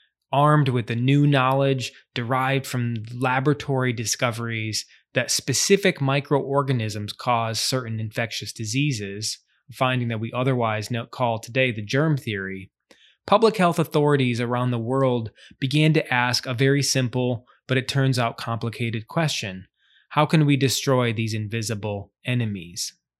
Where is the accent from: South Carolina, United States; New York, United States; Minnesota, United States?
South Carolina, United States; Charleston; my hometown of Charleston, South Carolina.